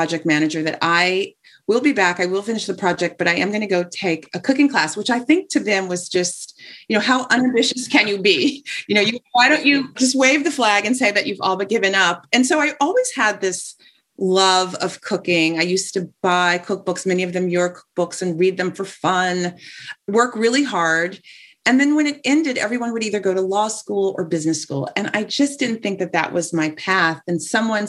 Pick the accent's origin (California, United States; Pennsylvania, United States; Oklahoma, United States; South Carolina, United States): California, United States; Los Angeles; now in New York, United States; I am from Los Angeles